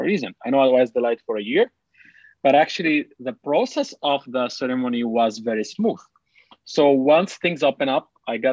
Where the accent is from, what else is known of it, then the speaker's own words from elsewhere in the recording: Lebanon; also born or lived in Dubai; now in Canada; I'm a Palestinian refugee in Lebanon